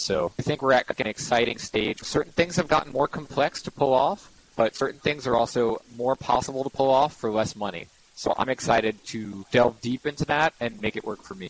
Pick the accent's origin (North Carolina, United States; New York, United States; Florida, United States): New York, United States; New York City; I'm born and raised in Manhattan